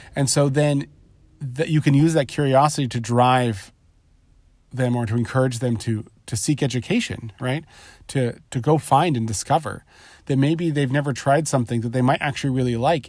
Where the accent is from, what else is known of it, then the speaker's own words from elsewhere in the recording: Southern California, United States; I grew up in Southern California. I live in Southern California currently